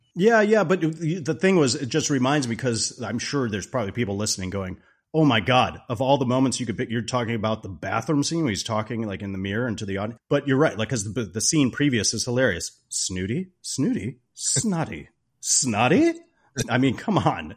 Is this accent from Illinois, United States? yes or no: yes; Chicago suburbs, Illinois, United States; I grew up in the Chicago suburbs